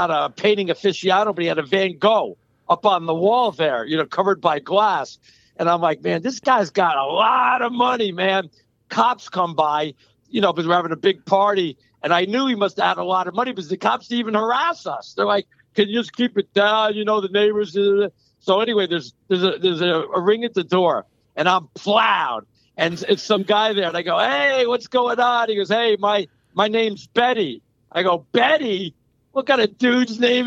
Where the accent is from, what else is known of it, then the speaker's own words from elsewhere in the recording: New York City, New York, United States; I'm a New Yorker thick and thin there